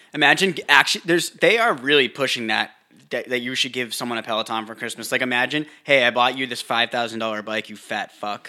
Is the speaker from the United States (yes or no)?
yes; Northeast, United States; moved away; we grew up like, we grew up in the Northeast